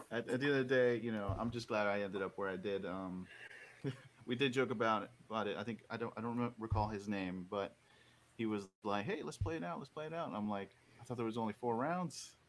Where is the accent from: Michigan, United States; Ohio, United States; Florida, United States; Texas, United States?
Florida, United States; Orlando; I'm from the Orlando area in Florida